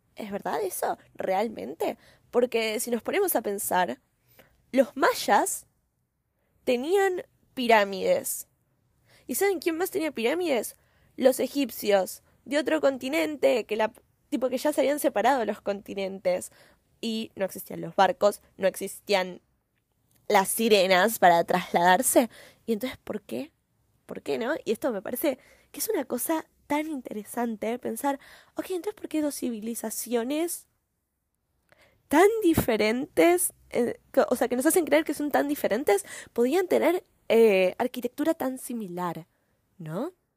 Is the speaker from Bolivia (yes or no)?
no; Argentina; yo soy argentina, ¿no? Eh, en Argentina tenemos una cultura diferente